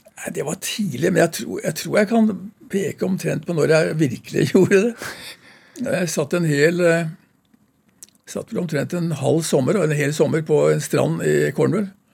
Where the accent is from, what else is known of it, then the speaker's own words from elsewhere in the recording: Skien, Vestfold og Telemark, Norway; Jeg vokste opp i Skien